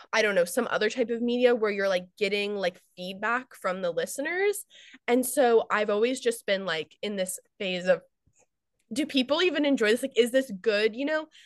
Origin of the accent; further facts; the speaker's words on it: United States; I'm American